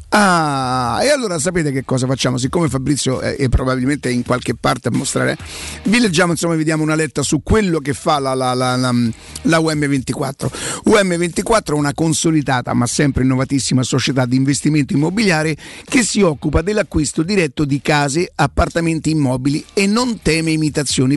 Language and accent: Italian; Rome, Lazio, Italy; also born or lived in Primavalle, Rome; Io veramente venivo da Viale Marconi